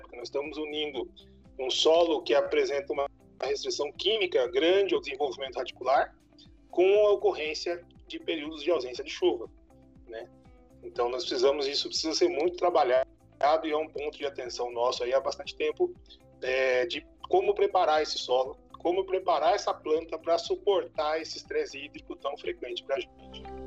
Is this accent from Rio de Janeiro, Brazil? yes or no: no; São Paulo, Brazil; moved away as an adult; also born or lived in Mato Grosso; now in Mato Grosso do Sul, Brazil; Eu sou natural do estado de São Paulo, me formei no estado de São Paulo